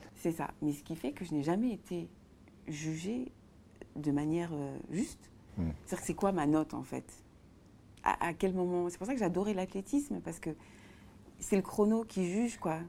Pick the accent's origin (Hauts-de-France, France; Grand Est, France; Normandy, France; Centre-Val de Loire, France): Centre-Val de Loire, France; Tours; je suis née à Tours